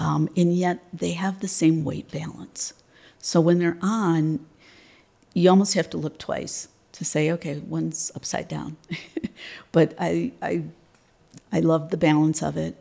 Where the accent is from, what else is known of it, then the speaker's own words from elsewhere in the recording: just outside of Detroit, Michigan, United States; I'm from Michigan, um, just outside of Detroit. Was born there and um, currently reside there.